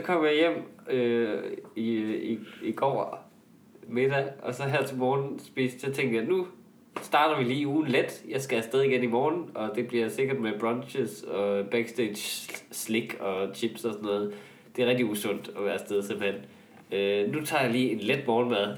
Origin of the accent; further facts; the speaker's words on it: Jutland, Denmark; hvor er vi også to jyder